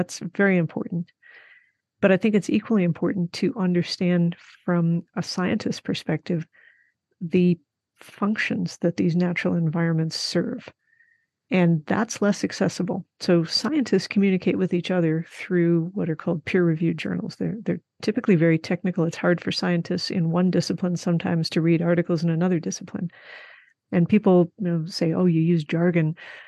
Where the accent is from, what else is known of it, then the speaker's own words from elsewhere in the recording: Midwest, United States; also born or lived in Arizona / Colorado; And now that I have lived in Arizona and Colorado, the population density is getting closer to what I grew up with in the Midwest.